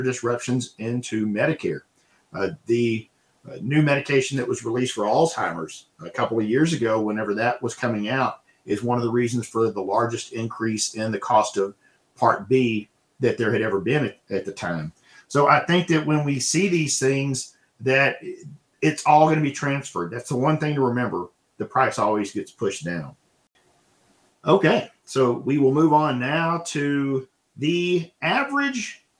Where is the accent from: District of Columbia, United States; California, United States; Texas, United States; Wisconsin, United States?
Texas, United States; My home state here of Texas